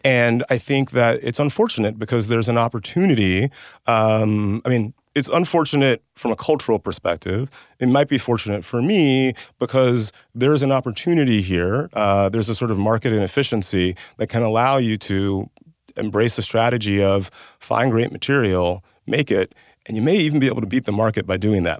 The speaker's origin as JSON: {"language": "English", "region": "West Central Georgia", "country": "United States", "tie": "born or raised there", "said": "I grew up in West Central Georgia."}